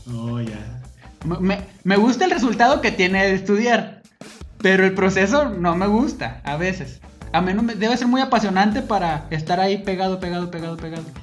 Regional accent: Ciudad Guzmán, Jalisco, Mexico; Voy a estudiar medicina veterinaria, porque hay aquí, donde yo soy, aquí de Guzmán y este, me gusta el campo.

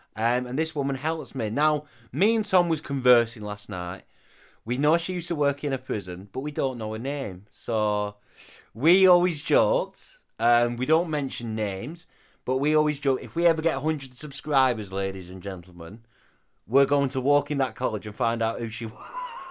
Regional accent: the north of England, United Kingdom; accent: northern; my northern accent

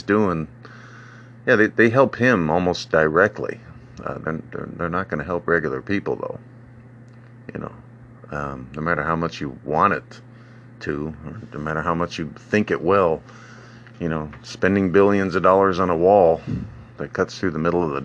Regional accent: Jacksonville, Florida, United States; I was born in Jacksonville, Florida

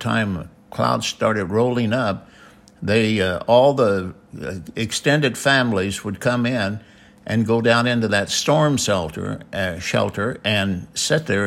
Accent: Benton, Illinois, United States; moved away as an adult; now in California, United States; We came from Benton, Illinois.

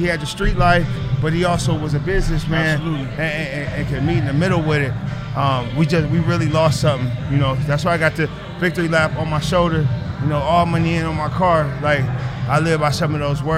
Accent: Cleveland, Ohio, United States; I'm originally from Cleveland, Ohio, man. Graduated high school

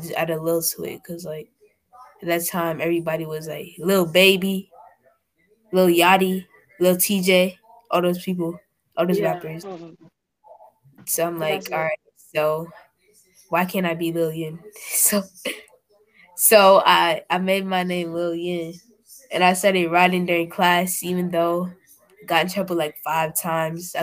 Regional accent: Maryland, United States; I'm not really Nigerian. My parents are Nigerian. But I was born in Maryland

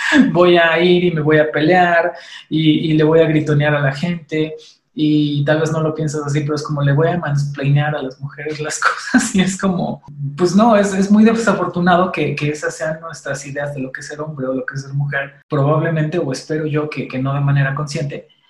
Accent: Mexico; como mexicanos

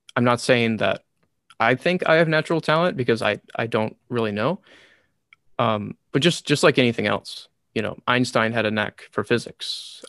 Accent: United States; first language English; also born or lived in Taiwan; I'm American

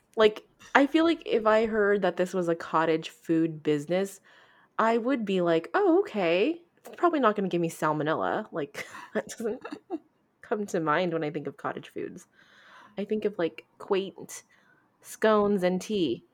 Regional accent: United States; we are quite American and quite female

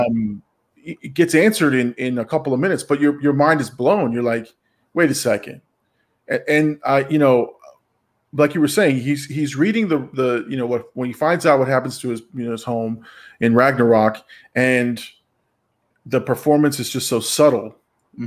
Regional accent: Florida, United States; We're from Florida

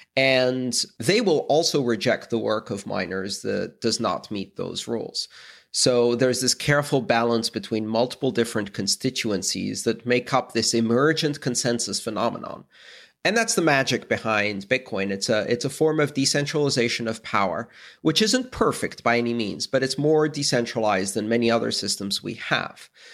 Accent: Greece; I come from Greece

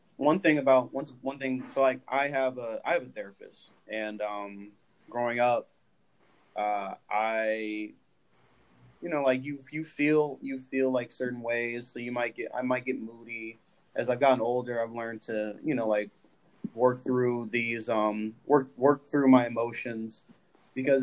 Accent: Los Angeles, California, United States; I was born and raised in Los Angeles, and my family's from Oklahoma

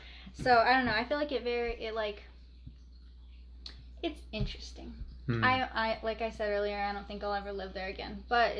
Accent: Albuquerque, New Mexico, United States; Yeah, there's a lot, like I feel like a lot of New Mexico's crackhead city. But I don't know. That's weird. It's a weird town. I think especially like where I'm from

